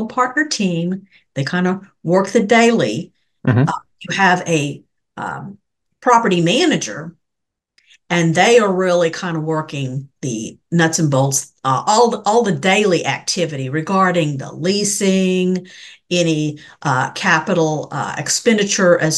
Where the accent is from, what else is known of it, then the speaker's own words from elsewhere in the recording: Denton, Texas, United States; I am from Denton, Texas